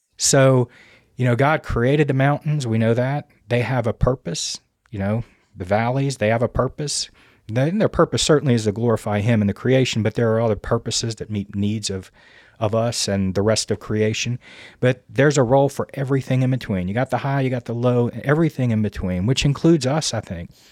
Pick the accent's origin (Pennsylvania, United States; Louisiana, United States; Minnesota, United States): Louisiana, United States; moved away as an adult; now in Virginia, United States; I'm originally from Louisiana